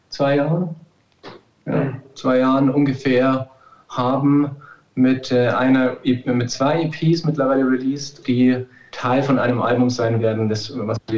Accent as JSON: {"language": "German", "region": "Bavaria", "country": "Germany", "lives_now": "Munich, Germany", "said": "Wir sind aus München, beziehungsweise wir kommen eigentlich aus einem aus einem anderen Ort in der Nähe von München, sind aber mittlerweile schon seit 2012 in München"}